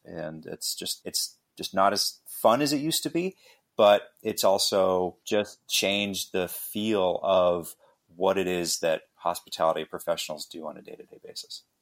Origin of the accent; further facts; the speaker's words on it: Western Canada, Canada; born and raised in Canada, Western Canada